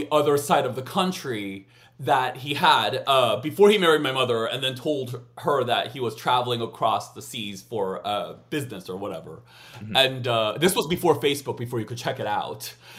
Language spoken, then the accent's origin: English; United States; I'm American, you know. So we're loud.